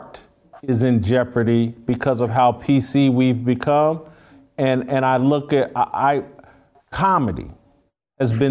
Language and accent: English; Indiana, United States; I'm from Indiana